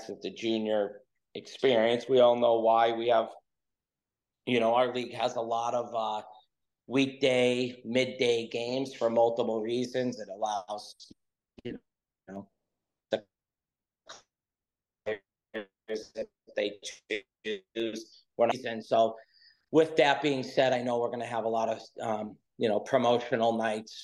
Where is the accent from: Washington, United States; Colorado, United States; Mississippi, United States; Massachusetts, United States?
Massachusetts, United States; Western; moved away as an adult; also born or lived in South Jersey / Franklin, Massachusetts; I grew up in Western Massachusetts.